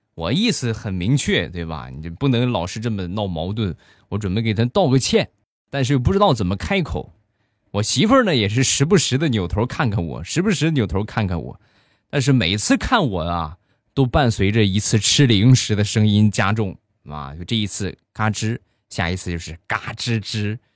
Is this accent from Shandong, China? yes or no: yes; Shandong, China; 我呢，山东人，大家也都知道，我们山东人吃饭的相对比较豪放一些